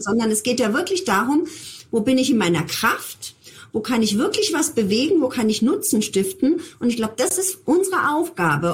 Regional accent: Germany; bei uns in Deutschland

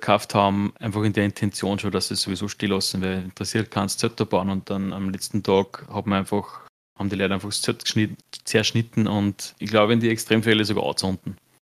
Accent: Austria; bei uns in Österreich

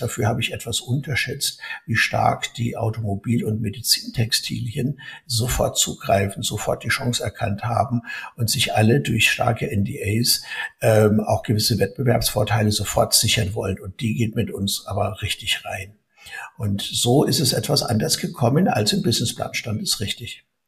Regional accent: Germany

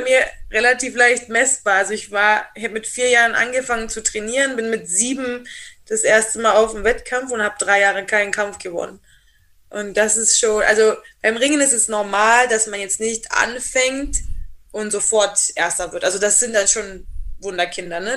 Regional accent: Rhineland, Germany; also born or lived in Black Forest; now in Triberg, Germany; ich bin ja selber aus dem Rheinland

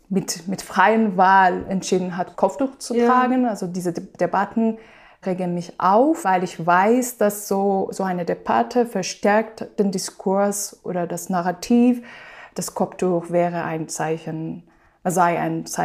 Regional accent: Iran; Ich bin im Iran geboren, aufgewachsen, studiert und promoviert im Fach Religionsphilosophie an der Teheraner Universität

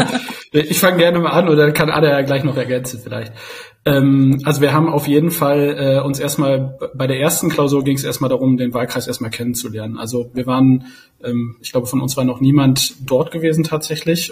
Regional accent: Osnabrück, Lower Saxony, Germany; now in Berlin, Germany; Ich komme gebürtig aus Osnabrück

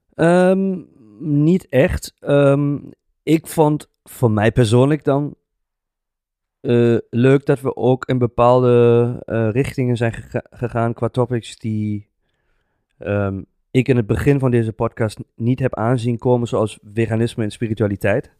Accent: Germany; Dutch is a second language; moved away as an adult; now in Netherlands; Ik ben gewoon een Duitser

